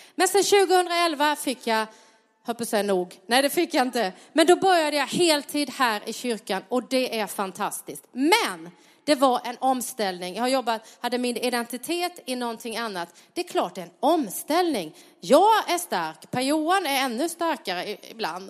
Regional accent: Sweden; där jag växte upp på lilla Pantaholmen Långa

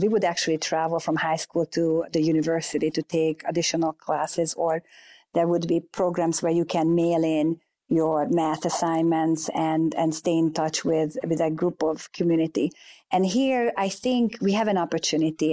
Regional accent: Hungary; moved away as an adult; now in United States; growing up in Hungary

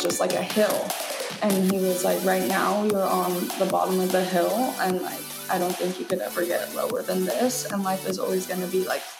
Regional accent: Washington, United States; I'm actually from Washington.

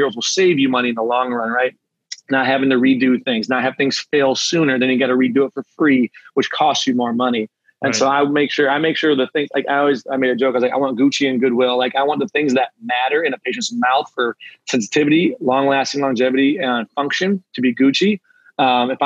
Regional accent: Traverse City, Michigan, United States; I'm from Traverse City. I moved back.

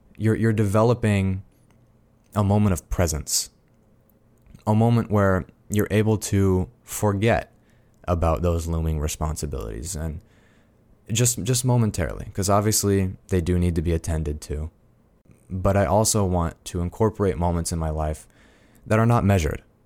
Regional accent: Fort Collins, Colorado, United States; I am a Coloradan. I'm from Fort Collins and Colorado Springs

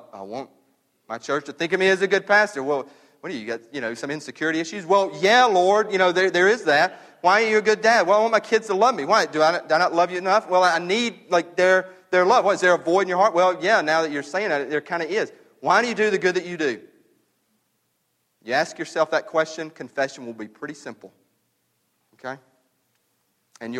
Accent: the South, United States; We're from the South.

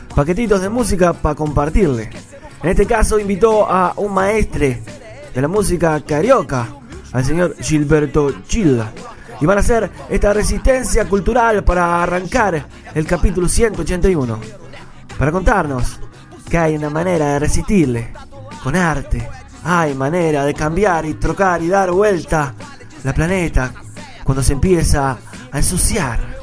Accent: Rocha, Uruguay; en mi tierra, allá en el este, en Rocha

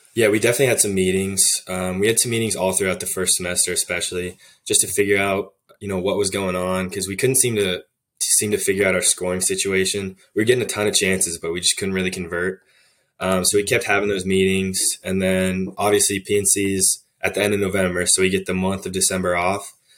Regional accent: Arlington, Virginia, United States; moved away as an adult; I'm from Arlington, Virginia. It's, uh, just a city right outside D C

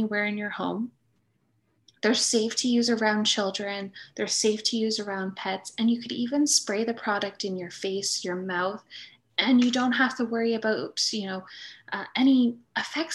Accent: East Coast, Atlantic Canada, Canada; moved away as an adult; now in Nova Scotia, Canada; We're both from the East Coast.

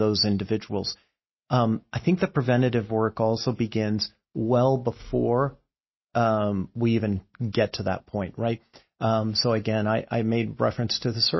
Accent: California, United States; I grew up in California and in the land of earthquakes

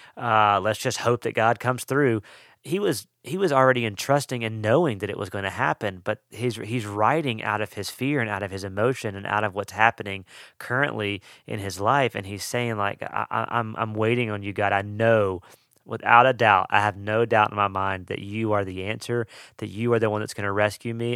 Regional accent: Mississippi, United States; also born or lived in Western North Carolina; now in North Carolina, United States; I'm from Mississippi, and so, uh, I love the possibility of snow, and we live in the mountains of Western North Carolina, and so, uh, getting snow is way more possible here than where I grew up

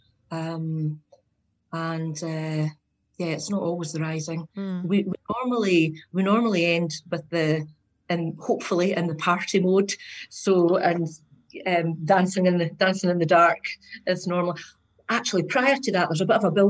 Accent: Scotland, United Kingdom; from Scotland. I'm the Scottish version of Patty, maybe.

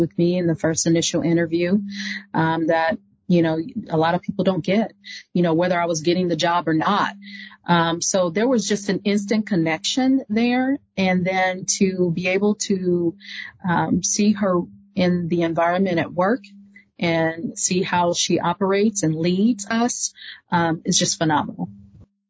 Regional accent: Walnut Grove, Mississippi, United States; now in Indiana, United States; we grew up in Mississippi. Walnut Grove, Mississippi

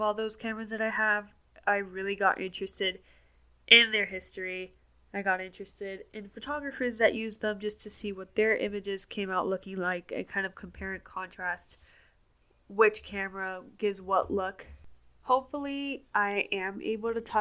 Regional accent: Miami, Florida, United States; moved away as an adult; now in Atlanta, United States; I was born and raised in Miami, Florida, and I didn't leave Miami until 2 years ago when I moved to Atlanta, Georgia

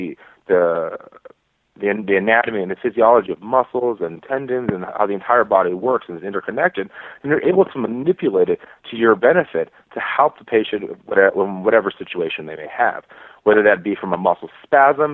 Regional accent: Texas, United States; moved away as an adult; also born or lived in Midwest / Virginia; now in Florida, United States; I'm from Texas, where there's not a lot of DOs

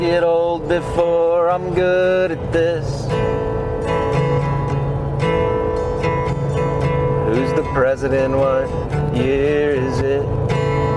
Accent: Winter Park, Colorado, United States; moved away as an adult; also born or lived in Boulder, Colorado / Kentucky; I grew up in Winter Park, Colorado

